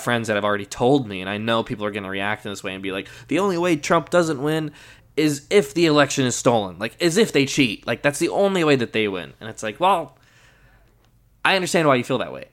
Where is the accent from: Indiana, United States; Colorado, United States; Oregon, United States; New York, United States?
Colorado, United States; moved away; I'm from Colorado